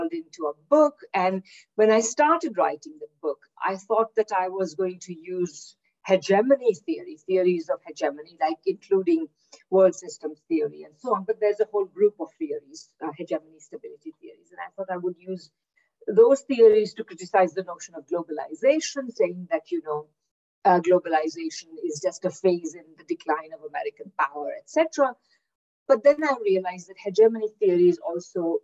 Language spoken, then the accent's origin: English; India; moved away as an adult; also born or lived in Kingston, Ontario, Canada / Victoria, Canada; now in Manitoba, Canada; I'm originally from India, where I did my undergraduate degree